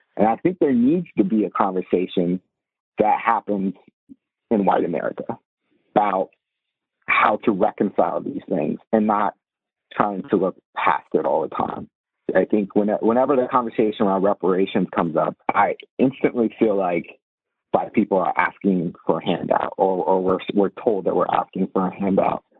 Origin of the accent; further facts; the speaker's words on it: Virginia, United States; growing up in Northern Virginia or the Washington D.C. area